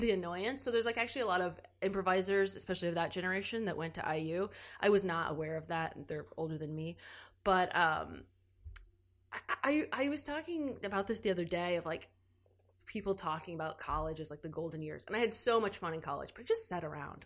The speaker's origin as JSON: {"language": "English", "town": "New Albany", "region": "Indiana", "country": "United States", "said": "I am originally from New Albany, Indiana"}